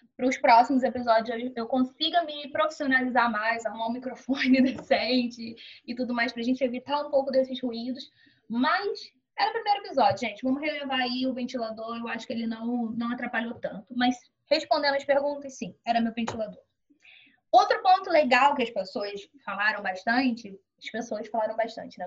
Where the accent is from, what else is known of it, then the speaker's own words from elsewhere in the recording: Duque de Caxias, Rio de Janeiro, Brazil; eu sou de Duque de Caxias, Rio de Janeiro